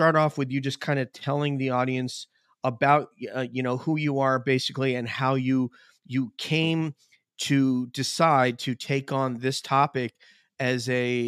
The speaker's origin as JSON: {"language": "English", "region": "New York", "country": "United States", "said": "I'm from New York."}